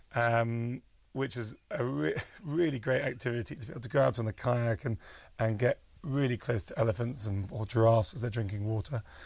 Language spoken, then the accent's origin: English; United Kingdom; moved away as an adult; now in Kenya; I'm British